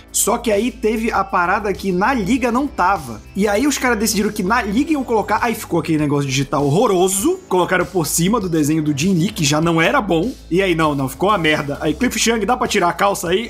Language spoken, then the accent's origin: Portuguese; Belém, Pará, Brazil; eu cresci, nasci e fui criado em Belém